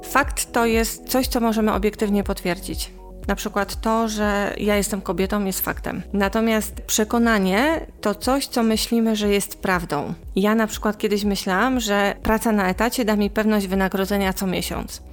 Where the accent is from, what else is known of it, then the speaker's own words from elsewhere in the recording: Poland; ja wychowałam się w czasach PRL-u